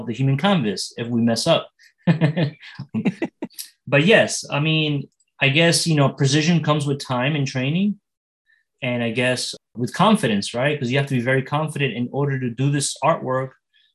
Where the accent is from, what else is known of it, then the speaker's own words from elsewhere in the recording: Elizabeth, New Jersey, United States; I grew up in Elizabeth, New Jersey